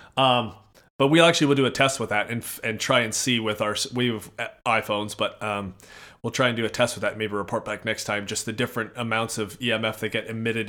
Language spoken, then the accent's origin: English; Edmonton, Alberta, Canada; now in Minnesota, United States; so we're in Minnesota, I hail from Edmonton, Alberta